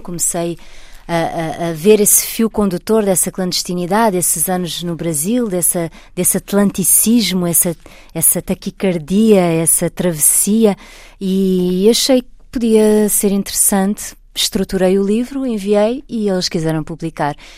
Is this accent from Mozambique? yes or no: no; Portugal; moved away as an adult; also born or lived in Brazil; sou portuguesa, estou em Portugal.